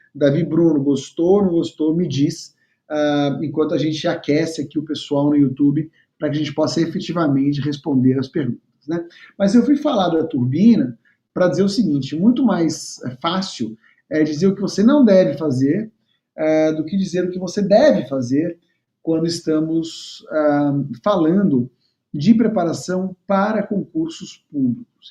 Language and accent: Portuguese; São Paulo, Brazil; moved away as an adult; now in Rio de Janeiro, Brazil; estava em São Paulo, capital, onde eu morava, onde eu nasci e, e morei até então